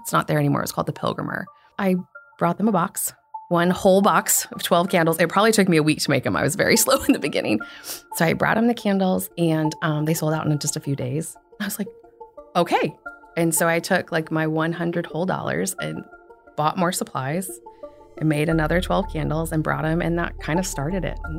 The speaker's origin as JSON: {"language": "English", "town": "Kansas City", "country": "United States", "tie": "born or raised there", "also_born_or_lived": "Lincoln, Nebraska", "moved": "yes", "lives_now": "Nebraska, United States", "said": "Interestingly, I was actually born in Lincoln, Nebraska, but only lived here for like 6 months. I was just like a little squirt here. But I grew up in Kansas City."}